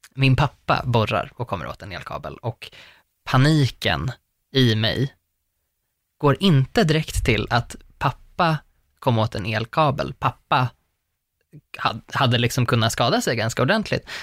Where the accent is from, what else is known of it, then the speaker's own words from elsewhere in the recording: northern Uppland, Uppsala County, Sweden; jag har väldigt mycket den baktakten i hur jag pratar, för att jag är från Norduppland